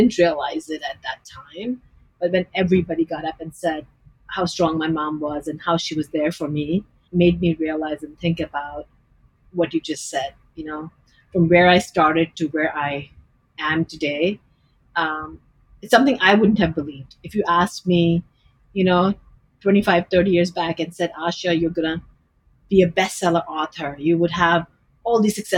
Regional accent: Delhi, India; moved away as an adult; now in United States; Delhi, India.

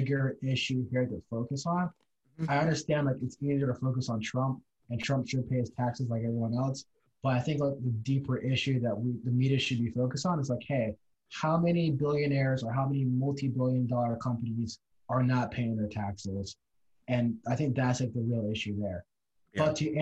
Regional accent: United States

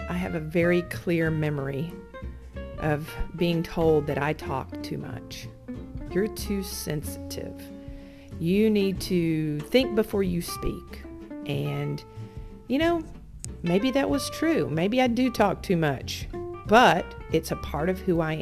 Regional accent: Alabama, United States; moved away as an adult; also born or lived in North Carolina; I'm just a redneck girl from Alabama. I grew up in Alabama.

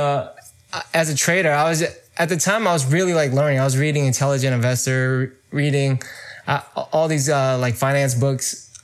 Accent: Bay Area, California, United States; I'm from the Bay Area in California. I was born and raised here

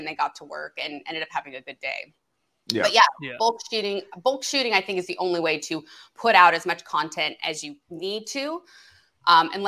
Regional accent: the Valley, California, United States; moved away as an adult; now in West Side, Los Angeles, United States; I'm from the Valley originally

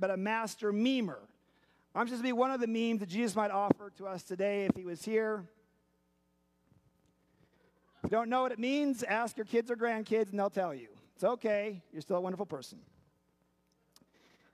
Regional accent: Seattle, Washington, United States; moved away; also born or lived in Chicago; I had the privilege of growing up in Seattle.

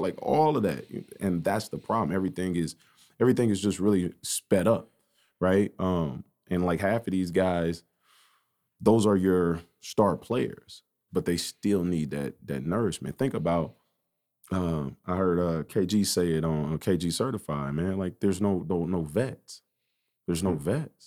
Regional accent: United States; I grew up on Elm Street right off twenty-third and Cook, East Side.

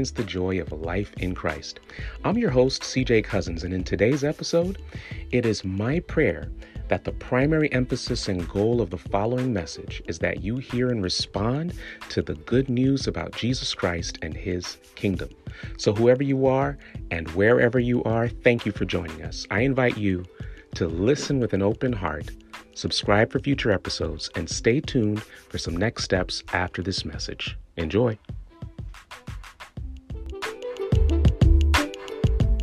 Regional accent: South Florida, United States; I was raised in South Florida

